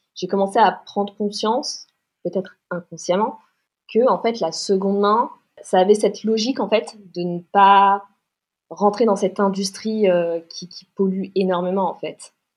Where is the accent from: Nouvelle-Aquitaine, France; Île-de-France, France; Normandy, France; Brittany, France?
Île-de-France, France; Paris; j'ai 29 ans, je viens de Paris